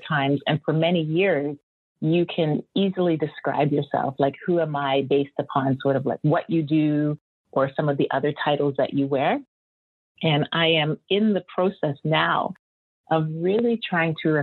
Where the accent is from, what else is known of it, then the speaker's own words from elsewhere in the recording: Antigua & Barbuda; moved away; also born or lived in Canada; I'm a Canadian born person, yet a lot of my childhood was spent on the island of Antigua, where my parents are from.